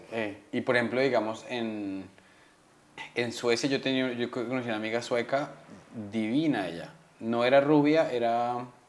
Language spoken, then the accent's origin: Spanish; Colombia; tengo cara de colombiano rudo